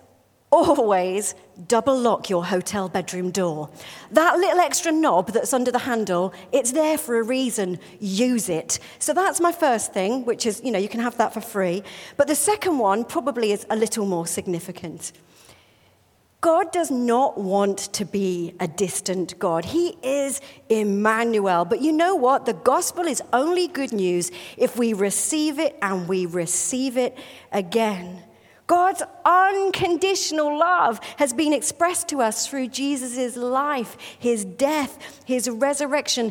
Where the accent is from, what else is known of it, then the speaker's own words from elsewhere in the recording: United Kingdom; I'm British